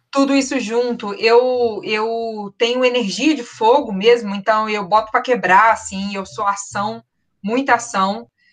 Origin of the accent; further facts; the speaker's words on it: Belo Horizonte, Minas Gerais, Brazil; also born or lived in Rio de Janeiro; eu nasci no Rio, tenho, fui criada em terras mineiras